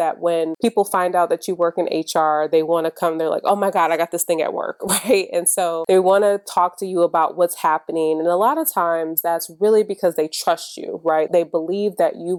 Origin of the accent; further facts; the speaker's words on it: Michigan, United States; I'm from Michigan